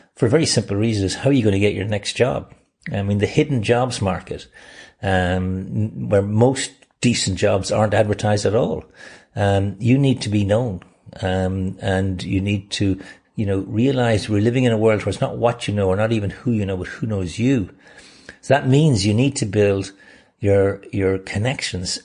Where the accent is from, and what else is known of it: Ireland; moved away; also born or lived in Sydney, Australia / Boston, United States